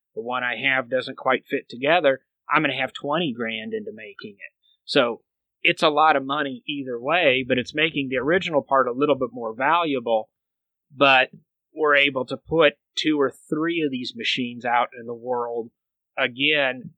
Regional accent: Michigan, United States; I grew up in Michigan

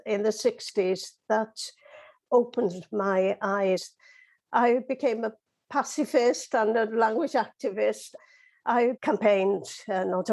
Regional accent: Wales, United Kingdom; being Welsh, being in a country that has had to fight for the right to live one's life in Welsh

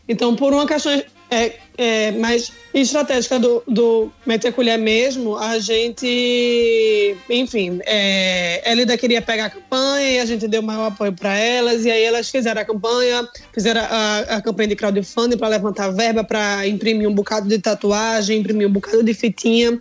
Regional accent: Northeast Brazil, Brazil; a gente é nordeste do Brasil, é, um, é uma região muito quente

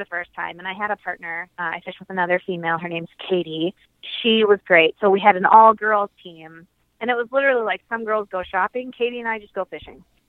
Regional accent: Minneapolis, Minnesota, United States; also born or lived in North Carolina / southern United States; when I was 10, we moved back to Minnesota

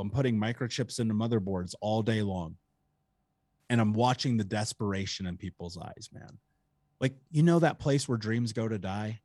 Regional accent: Indianapolis, Indiana, United States; I grew up in Indianapolis

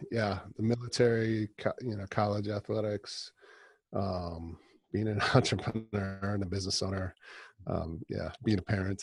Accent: northern Wisconsin, United States; also born or lived in Milwaukee, Wisconsin; now in Rochester, United States; I grew up in Wisconsin

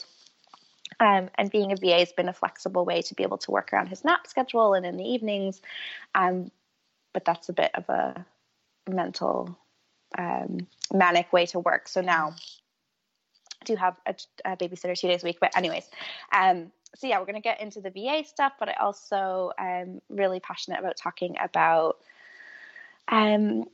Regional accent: Canada; moved away as an adult; also born or lived in London, United Kingdom; now in Liverpool, United Kingdom; I came from Canada. Somehow I've ended up living in the UK in Liverpool.

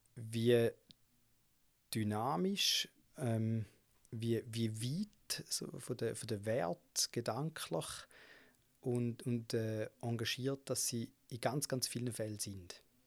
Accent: Gossau, St. Gallen, Switzerland; ich bin in Gossa aufgewachsen, das ist so neben St. Gallen

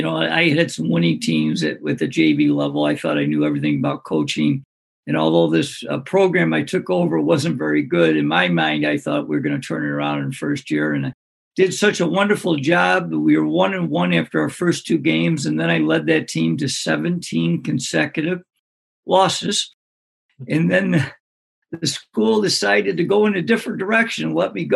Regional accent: Greece, New York, United States; my hometown called Greece, New York, which is a suburb of Rochester.

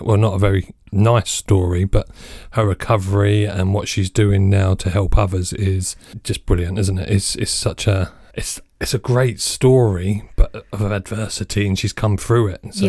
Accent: United States; You know, I'm from the States, so again, a different perspective on driving.

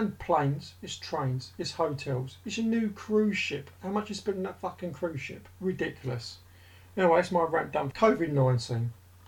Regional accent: United Kingdom; we're British.

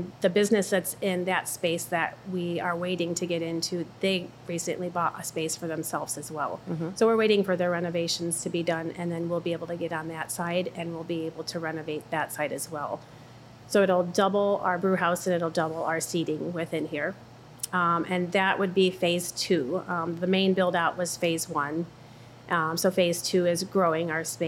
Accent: Illinois, United States; moved away as an adult; now in Monticello, United States; we've been here 16 years. We're originally from Illinois

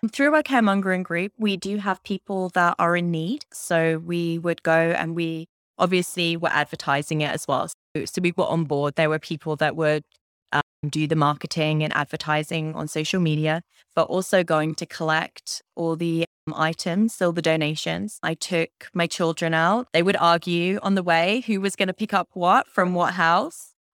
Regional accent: Cambridge, East of England, United Kingdom; moved away as an adult; now in Windsor, Canada; I'm from Cambridge in the U K

